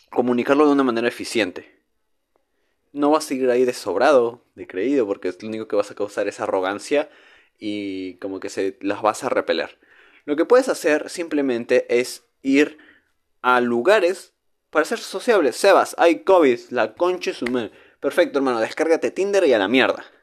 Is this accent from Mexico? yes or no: yes; northern Mexico, Mexico; Hablo como mexicano norteño.